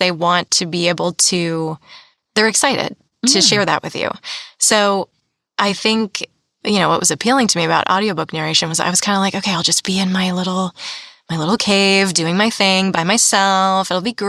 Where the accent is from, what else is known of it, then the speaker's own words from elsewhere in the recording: East Coast, United States; now in California, United States; And I'm from the East Coast originally.